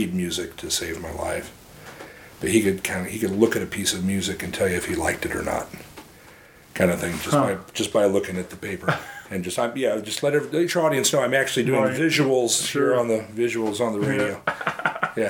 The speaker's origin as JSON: {"language": "English", "town": "St. Charles", "region": "Missouri", "country": "United States", "tie": "born or raised there", "said": "I grew up in St. Charles"}